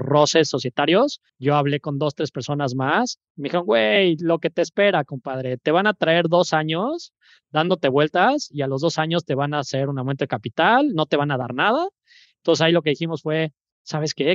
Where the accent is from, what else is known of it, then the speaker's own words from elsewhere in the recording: Mexico City, Mexico; moved away as an adult; now in Veracruz, Mexico; soy de la Ciudad de México, 35 años